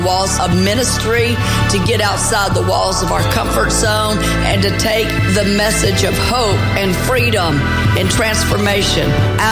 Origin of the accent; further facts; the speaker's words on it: Tennessee, United States; also born or lived in Louisiana; I'm from Tennessee, but I went to Louisiana to start the first home in 1983. I came back here at the end of 1989